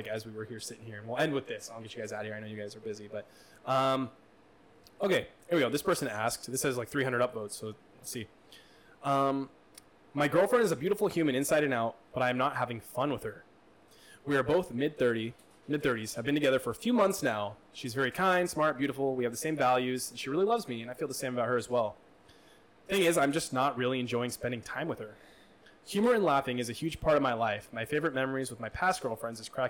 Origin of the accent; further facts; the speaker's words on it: Midwest, United States; moved away; I grew up in the Midwest